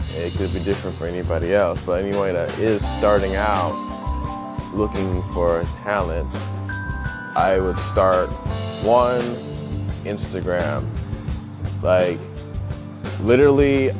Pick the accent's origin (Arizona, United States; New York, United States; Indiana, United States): Indiana, United States; moved away; back in my hometown